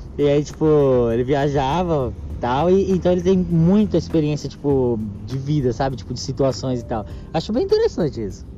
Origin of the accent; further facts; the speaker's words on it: São Paulo, Brazil; eu sou, sou paulista